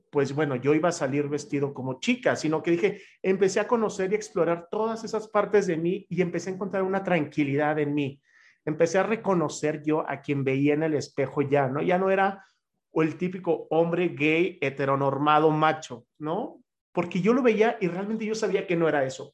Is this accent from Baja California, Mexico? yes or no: no; Chihuahua, Mexico; now in Mexico City, Mexico; soy de Chihuahua, entonces entiendo perfectamente lo que es venir de una ciudad